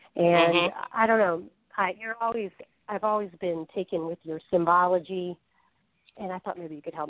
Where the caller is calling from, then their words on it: Falls Church, Virginia, United States; …. I'm from Falls Church, Virginia.